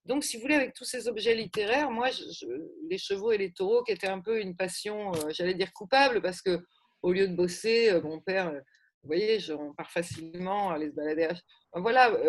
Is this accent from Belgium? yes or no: no; Gers, South-West, Occitania, France; De chez nous, là, quand même Sud-Ouest, le Gers.